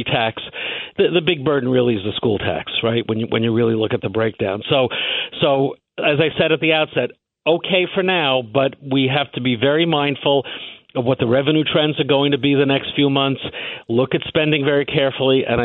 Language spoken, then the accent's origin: English; New York, United States; I'm born and raised in New York. I don't intend to live anywhere else